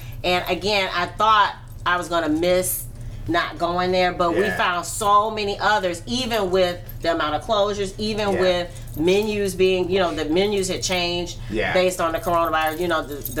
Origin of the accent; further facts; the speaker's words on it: New York, United States; I'm from New York and I love New York